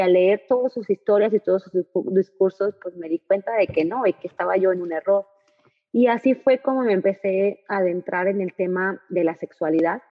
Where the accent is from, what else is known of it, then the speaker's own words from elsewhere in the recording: northern Mexico, Mexico; como el mexicano, como es el norteño